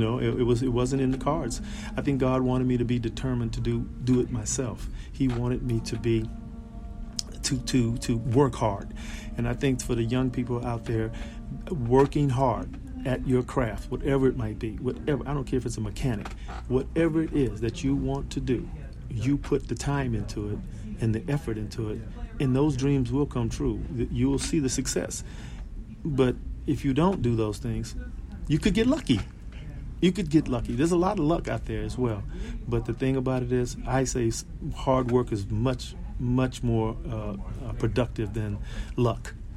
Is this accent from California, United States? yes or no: yes; Los Angeles, California, United States; I grew up in South Central Los Angeles